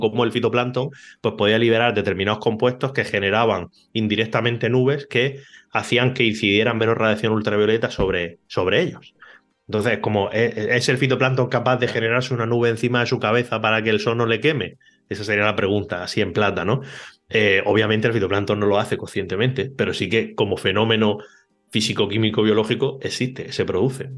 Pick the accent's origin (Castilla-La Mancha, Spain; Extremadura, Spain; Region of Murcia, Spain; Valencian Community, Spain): Region of Murcia, Spain; Cartagena; also born or lived in Barcelona; now in Mallorca, Spain; Cartagena, que casualmente es la ciudad donde yo nací